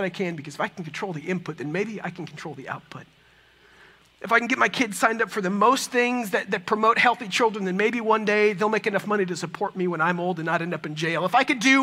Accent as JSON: {"language": "English", "region": "Texas", "country": "United States", "also_born_or_lived": "San Francisco", "said": "I'm from Texas"}